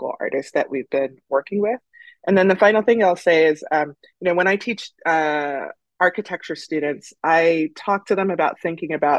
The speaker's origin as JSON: {"language": "English", "town": "Oakland", "region": "California", "country": "United States", "tie": "born or raised there", "said": "I grew up in Oakland"}